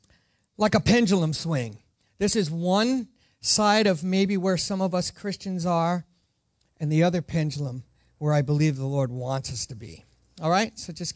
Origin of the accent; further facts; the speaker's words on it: Ireland; I am Irish, so I didn't wear any green because I'm actually exempt being Irish